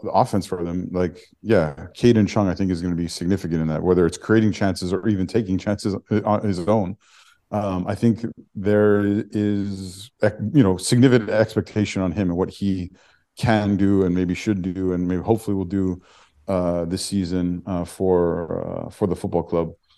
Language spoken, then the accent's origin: English; Toronto, Ontario, Canada; also born or lived in Sudbury, Ontario; I was born in Sudbury and I grew up in North York in Thornhill